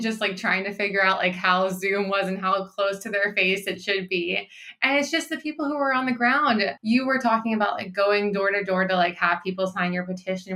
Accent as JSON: {"language": "English", "region": "Pennsylvania", "country": "United States", "tie": "born or raised there", "moved": "yes", "lives_now": "California, United States", "said": "my home state of Pennsylvania"}